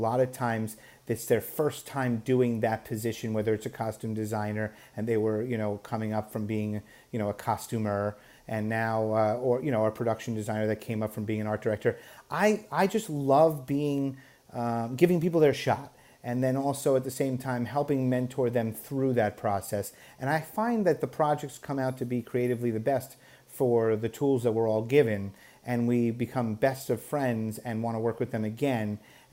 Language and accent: English; New York, United States; growing up in New York